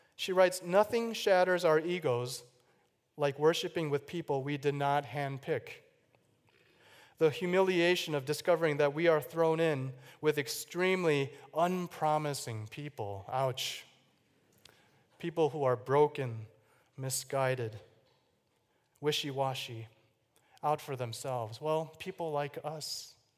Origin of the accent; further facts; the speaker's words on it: Chicago, Illinois, United States; I was born in Chicago, Illinois, the oldest of three boys